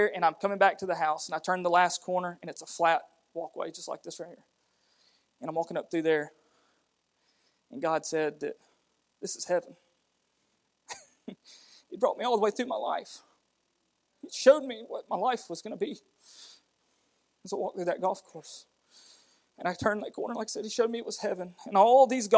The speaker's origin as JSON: {"language": "English", "country": "United States", "accent": "redneck", "said": "we're as redneck as you get. You know, we're from Blount County"}